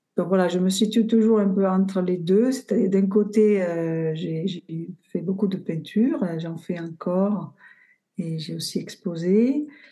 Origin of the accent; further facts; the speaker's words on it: Bari, Apulia, Italy; French is a second language; moved away as an adult; also born or lived in Florence; now in Montpellier, France; je suis partie de Bari, de ma région d'origine, en Italie